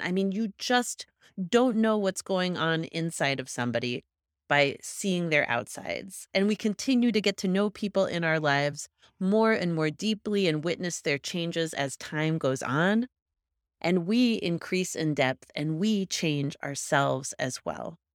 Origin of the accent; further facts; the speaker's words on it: Kansas, United States; now in Colorado, United States; I'm from Kansas, just north of your home of Oklahoma